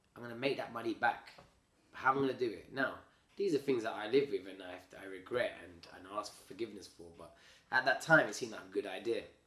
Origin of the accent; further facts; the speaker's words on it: United Kingdom; I was from the UK, but I'm Indian